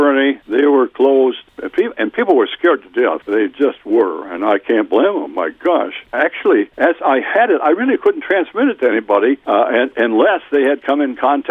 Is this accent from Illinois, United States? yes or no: no; Wild Rose, Wisconsin, United States; My hometown's Wild Rose